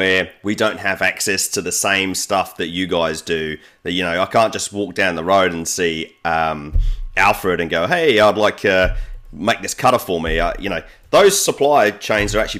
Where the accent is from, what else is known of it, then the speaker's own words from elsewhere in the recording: New Zealand; I'm from New Zealand